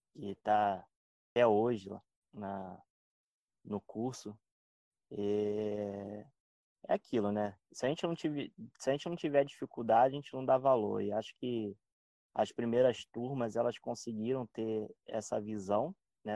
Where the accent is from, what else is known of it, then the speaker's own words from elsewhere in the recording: Rio de Janeiro, Brazil; moved away as an adult; also born or lived in Baixada Santista; now in Santos, Brazil; eu morava no Rio de Janeiro, sou carioca